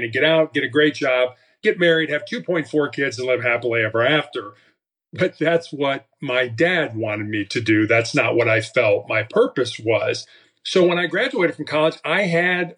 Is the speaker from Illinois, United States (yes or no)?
yes; Chicago, Illinois, United States; I was growing up in Chicago